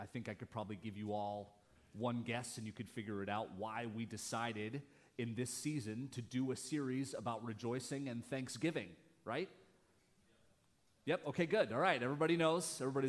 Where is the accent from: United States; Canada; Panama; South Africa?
Canada; moved away; I grew up in Canada, from Canada originally. My mom's American, my dad's Canadian, so I got the sweet old dual citizenship thing going on.